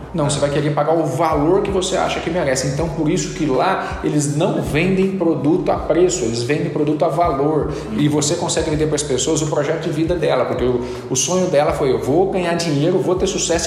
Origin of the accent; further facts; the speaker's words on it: Aparecida, São Paulo, Brazil; moved away; eu sou natural de Aparecida, São Paulo